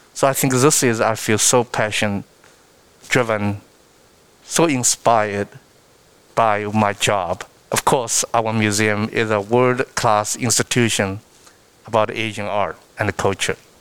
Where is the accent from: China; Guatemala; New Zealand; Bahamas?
China; Shanghai; English is a second language; moved away as an adult; now in United States; I was born and raised in Shanghai because I grew up eating rice and rice porridge.